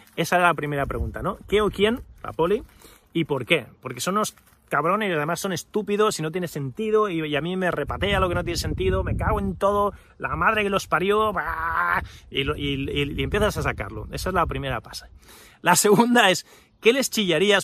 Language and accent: Spanish; Spain; nacido y crecido en España